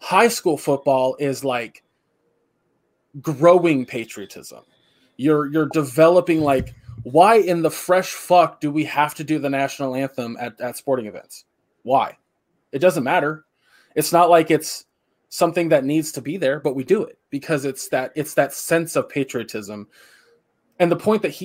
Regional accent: United States; As an American

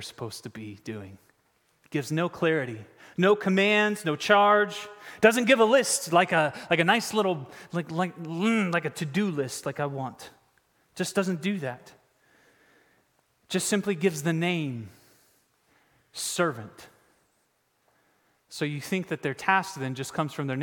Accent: Raleigh, North Carolina, United States; I'm from Raleigh

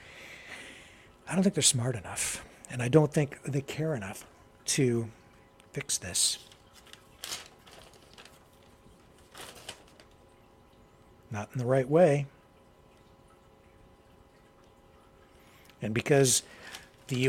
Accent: Canada; I'm from Canada

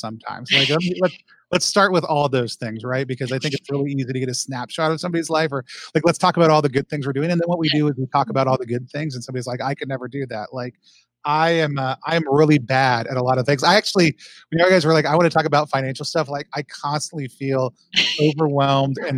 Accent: Allen, Texas, United States; also born or lived in Seattle; now in Philadelphia, United States; I grew up in Texas, just north of the city, in a place called Allen

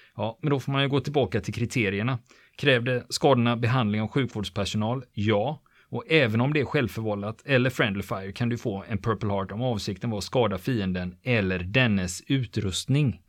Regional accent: Sweden; vi svenskar

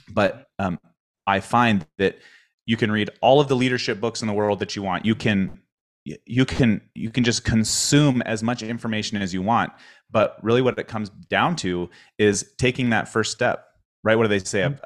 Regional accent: Spokane, Washington, United States; moved away; my hometown so i grew up in spokane

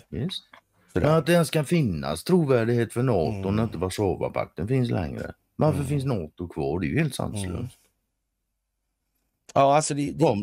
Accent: Sweden; som svensk.

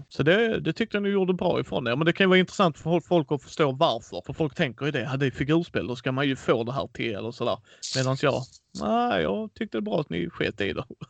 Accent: Skåne, Sweden; Jag är själv Skånepåge och bott här hela mitt liv

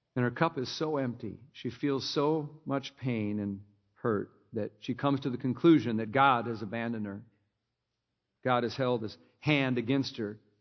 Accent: Minnesota, United States; I grew up in Minnesota

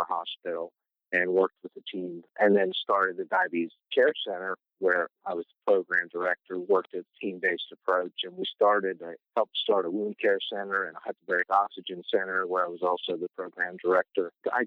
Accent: Pennsylvania, United States; moved away as an adult; also born or lived in Maryland; now in Southern Virginia, United States; I grew up in Pennsylvania

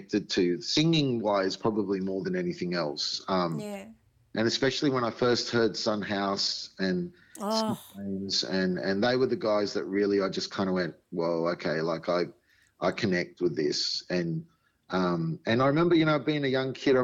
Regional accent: Sydney, New South Wales, Australia; I grew up in Sydney, so it was Western Sydney

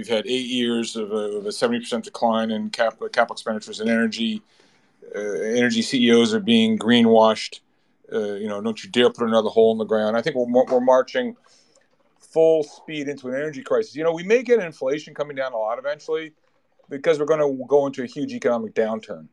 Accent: United States; I'm American.

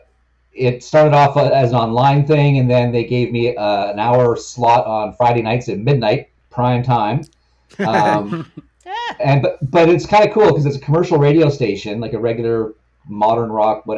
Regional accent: Victoria, British Columbia, Canada; also born or lived in Vancouver; I'm from Victoria, BC, born and raised in this town, which is their hometown

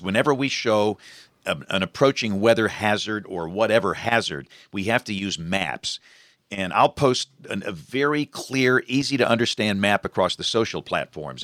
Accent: Greenville, Alabama, United States; I'm from Greenville, Alabama.

